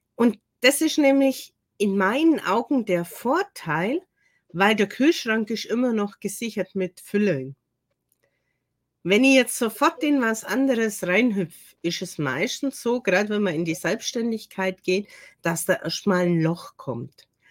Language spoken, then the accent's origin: German; Germany; bin zwar eine gebürtige Deutsche